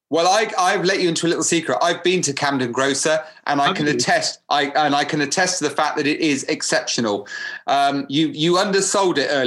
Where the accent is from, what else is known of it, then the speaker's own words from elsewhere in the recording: Cyprus; English is a second language; moved away; when I came from Cyprus